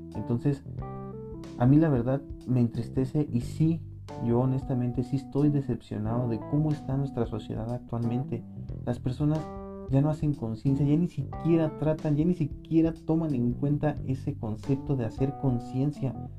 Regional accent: Michoacán, Mexico; now in Morelia, Mexico; soy de Michoacán

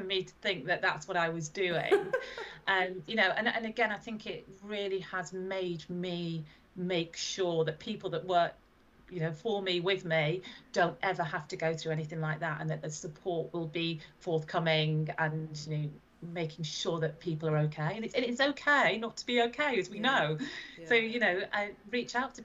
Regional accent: Blackpool, North West England, United Kingdom; my hometown is Blackpool

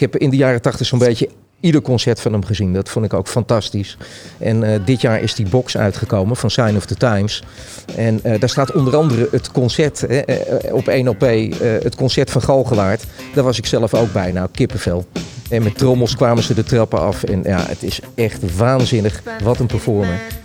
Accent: Hilversum, North Holland, Netherlands; moved away as an adult; also born or lived in Amsterdam / Utrecht; ik kom oorspronkelijk uit Hilversum.

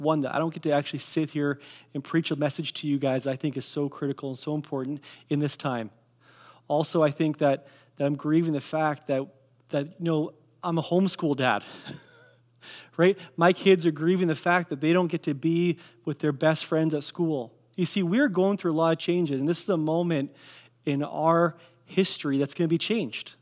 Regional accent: Kelowna, British Columbia, Canada; I grew up in Kelowna, I grew up on eight sixteen Leon Avenue

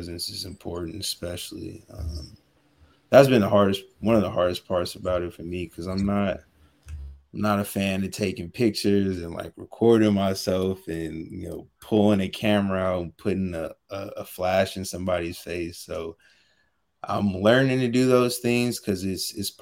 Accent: California, United States; also born or lived in Washington, D.C.; I'm from California

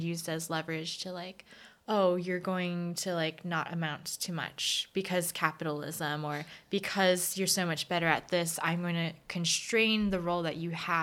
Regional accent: United States; I'm Korean American

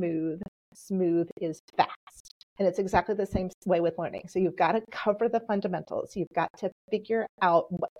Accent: Texas, United States; accent: Southern; first language Polish; English is a second language; I came from Texas. I grew up in Texas, and I am the daughter of two first-generation

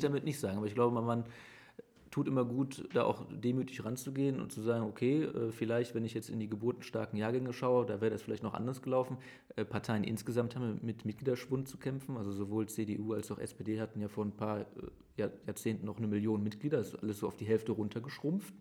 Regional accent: Aachen, North Rhine-Westphalia, Germany; also born or lived in Herzogenrath; ich bin in Aachen aufgewachsen

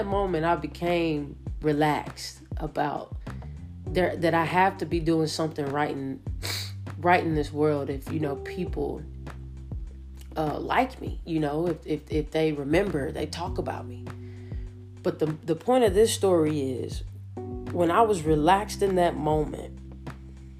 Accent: Roanoke, Alabama, United States; I'm from Roanoke, Alabama, small time coach

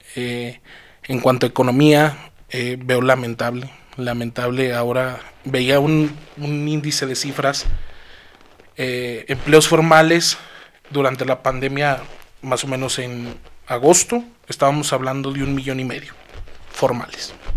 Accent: Zacatecas, Mexico; soy orgullosamente capitalino de este magnífico estado

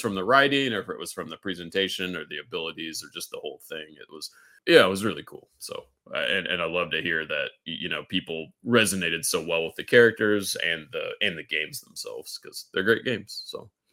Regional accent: Kansas City, United States; moved away as an adult; also born or lived in Texas; I'm a Kansas City, uh, native.

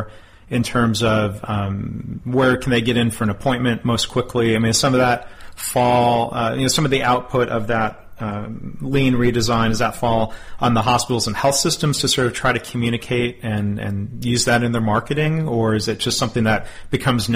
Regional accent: Texas, United States; here in my home state of Texas

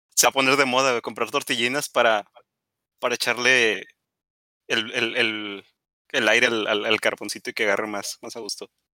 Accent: Baja California, Mexico; nosotros que aquí somos de Baja California

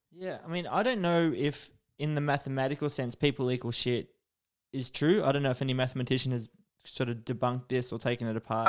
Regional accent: Australia; first language English; I'm a, a native English speaker, although some would argue that being Australian

